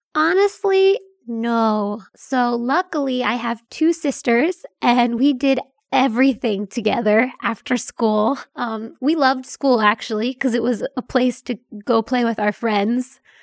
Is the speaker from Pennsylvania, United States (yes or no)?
yes; Mount Gretna, Pennsylvania, United States; mine is a teeny tiny hometown in, uh, Pennsylvania